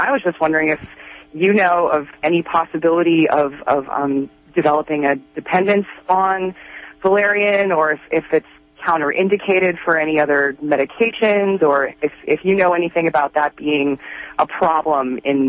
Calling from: Redway, California, United States; Yeah, I'm calling from Redway.

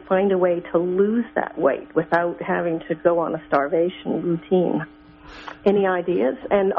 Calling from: Australia

